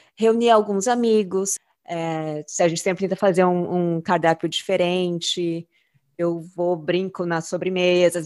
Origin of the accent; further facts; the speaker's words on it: São Paulo, Brazil; moved away; eu cresci em São Paulo